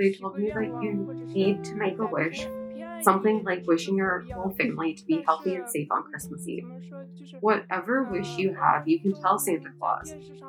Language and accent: English; Serthar, Sichuan, China; I attend high school in a Tibetan autonomous prefecture, so we're allowed to go to the monastery on that day. Because I'm from Sirta.